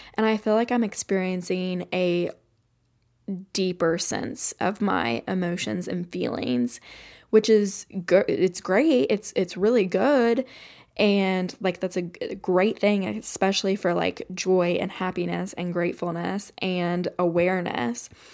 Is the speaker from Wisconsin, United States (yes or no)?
no; Kentucky, United States; I grew up in Kentucky, which is very, like, Appalachian